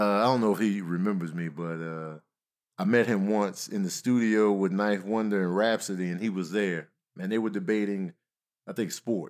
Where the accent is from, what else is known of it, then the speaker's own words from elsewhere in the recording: Chicago, Illinois, United States; And growing up in Chicago, we listening to everybody.